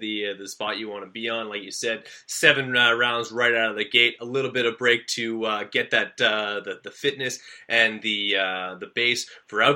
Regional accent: Canada; a fellow Canadian

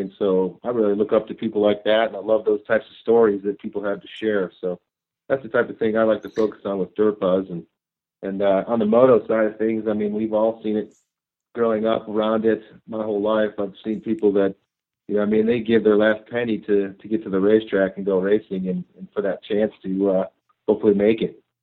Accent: Ohio, United States; moved away as an adult; also born or lived in Europe; now in Idaho, United States; I grew up in Ohio

